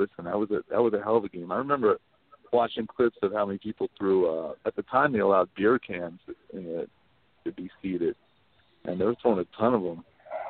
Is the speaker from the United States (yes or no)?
yes; New Jersey, United States; I'm from New Jersey.